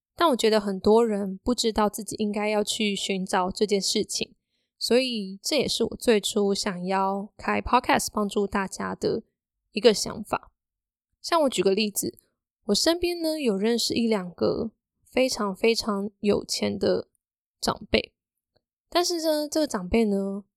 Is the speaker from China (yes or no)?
no; Hsinchu, Taiwan; 因为我是新竹人嘛，所以要在新竹，当时有试着要找纯文字的工作